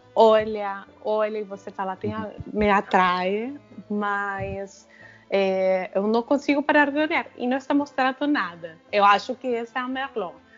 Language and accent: Portuguese; Argentina; now in Brazil; Quando vou na Argentina, não sou muito argentina. Quando estou aqui, eu me sinto muito argentina.